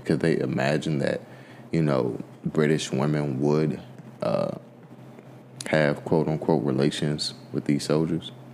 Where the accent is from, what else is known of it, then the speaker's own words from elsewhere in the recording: United States; I'm African American